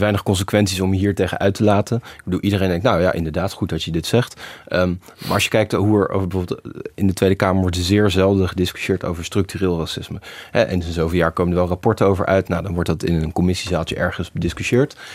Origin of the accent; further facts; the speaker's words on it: Netherlands; wij doen het zelf wel als Nederlanders